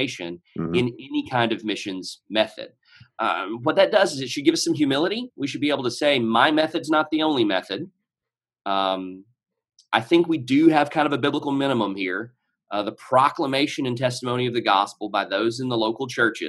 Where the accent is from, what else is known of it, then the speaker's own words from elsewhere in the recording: Nashville, Tennessee, United States; accent: Middle Tennessee; I'm from Nashville, Tennessee